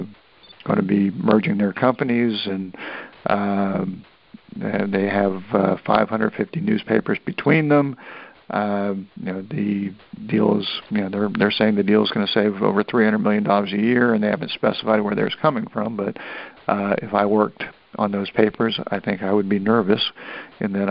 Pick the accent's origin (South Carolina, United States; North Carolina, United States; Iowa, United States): North Carolina, United States; Hickory; also born or lived in New Jersey; when I moved back to Hickory, North Carolina, which is where I spent most of my growing up part